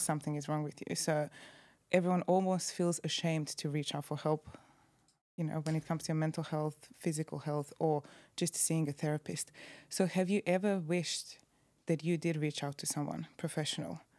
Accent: Croatia; Croatia. In my hometown

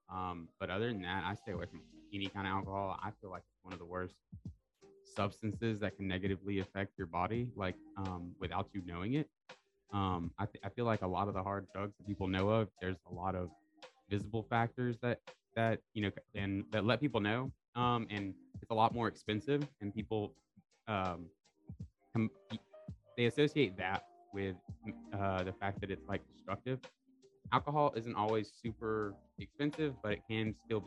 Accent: Bay Minette, Alabama, United States; I'm a local from Bay Minette.

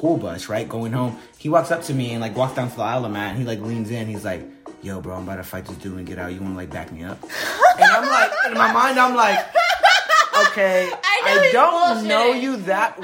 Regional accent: El Paso, Texas, United States; I'm from El Paso

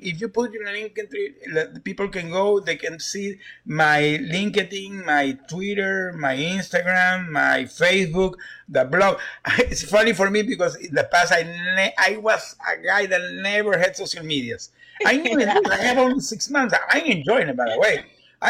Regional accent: Houston, Texas, United States; One of them is from Louisiana, and the other five we are from Houston.

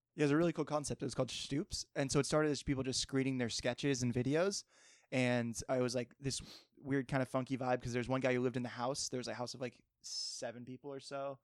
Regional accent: Cape Cod, Massachusetts, United States; also born or lived in Martha's Vineyard; I grew up in Cape Cod

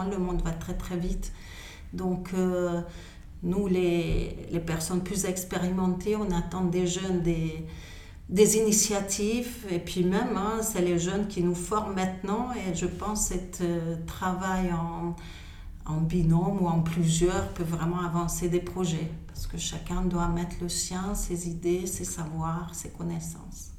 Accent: Hungary; French is a second language; moved away as an adult; also born or lived in Switzerland; now in France; je suis hongroise, d'origine hongroise. j'ai fait mes études en Hongrie jusqu'à mes 18 ans.

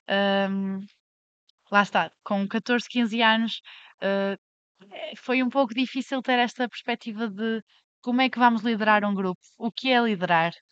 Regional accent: Vila Meã, Porto District, Portugal; moved away as an adult; now in Lisbon, Portugal; eu venho de Vila Meá, hum, uma localidade com uma população hum, envelhecida

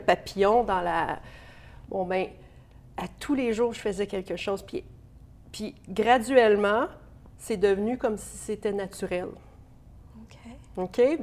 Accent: Bourget, Ontario, Canada; also born or lived in St-Pascal-Baylon, Ontario; j'ai grandi dans l'Est ontarien, à Bourgette, précisément, dans un petit village. Et puis, ensuite, à Saint-Pascal de Bellon.

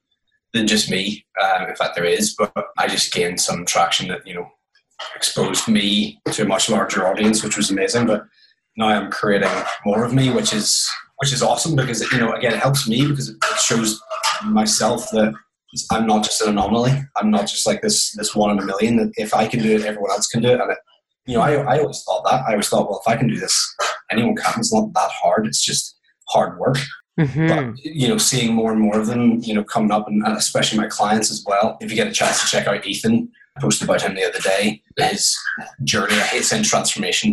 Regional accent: Belfast, Northern Ireland, United Kingdom; I'm from Belfast, Northern Ireland. It's probably where you're picking up the accent

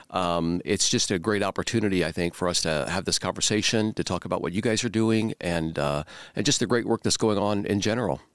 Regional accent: Central Indiana, United States; I was born and raised here in Central Indiana

